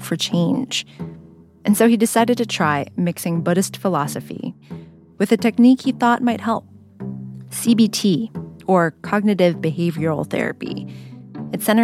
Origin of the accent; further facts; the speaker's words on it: San Jose, California, United States; Where I grew up in San Jose, so many of our parents had fled conflict and poverty